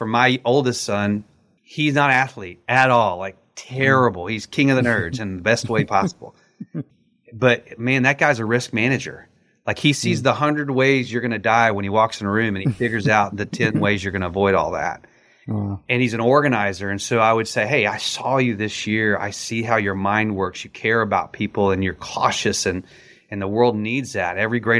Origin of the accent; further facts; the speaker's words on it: Texas, United States; And that's because I grew up in West Texas, and roadrunners are a feisty little bird, man.